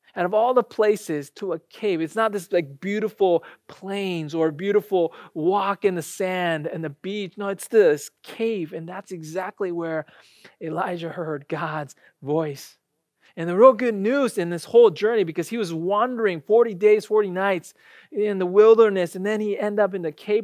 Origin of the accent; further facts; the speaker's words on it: United States; also born or lived in Japan; I graduated from college here, I grew up here and then went back to Japan after college